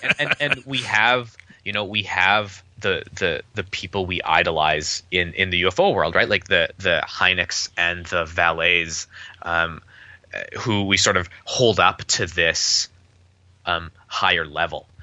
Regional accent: Winnipeg, Manitoba, Canada; I'm from Winnipeg

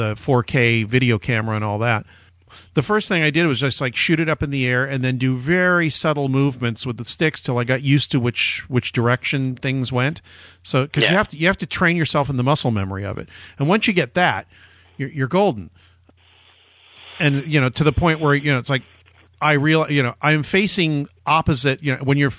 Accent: Orange County, San Diego, California, United States; also born or lived in Pasadena; now in Los Angeles, United States; I was born in Pasadena, grew up in Orange County in San Diego, then came back here for college

